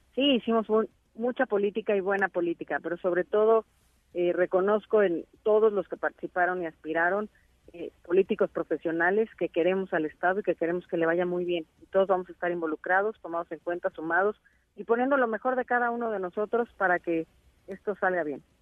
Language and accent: Spanish; State of Mexico, Mexico; Somos más mexiquenses que priistas, que panistas o que perrevistas